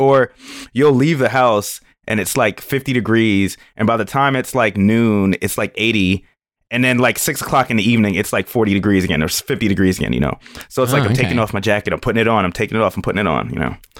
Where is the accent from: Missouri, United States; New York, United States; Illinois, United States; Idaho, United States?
New York, United States; moved away as an adult; now in Atlanta, United States; My parents are from the islands. Like, I cannot fuck with it, man. I cannot. And I'm from New York.